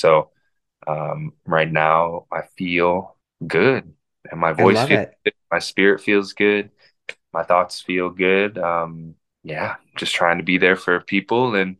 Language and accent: English; Indianapolis, Indiana, United States; also born or lived in Minnesota; I was born in Minnesota. I was not born in Indianapolis, Indiana.